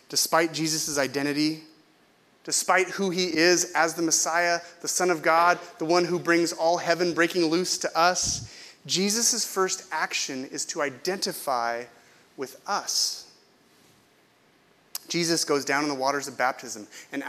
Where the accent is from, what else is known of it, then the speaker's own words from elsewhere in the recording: Visalia, California, United States; moved away; I grew up with Derek in Visalia